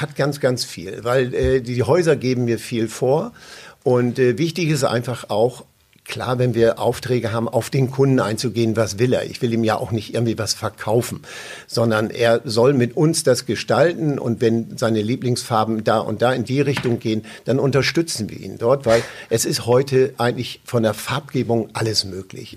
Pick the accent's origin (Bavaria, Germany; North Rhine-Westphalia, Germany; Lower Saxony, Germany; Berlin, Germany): Lower Saxony, Germany; East Frisia; ich bin natürlich äh, groß geworden in Ostfriesland